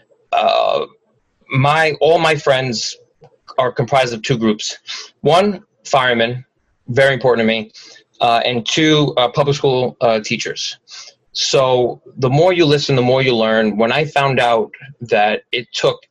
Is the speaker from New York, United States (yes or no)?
yes; New York City, New York, United States; I grew up in Howard Beach. I went to PS 207, which was up the road.